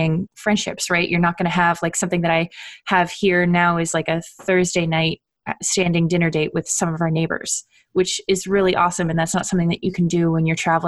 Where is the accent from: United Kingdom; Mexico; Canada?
Canada; moved away as an adult; also born or lived in Ottawa; now in United States; I'm from Canada originally, so I say university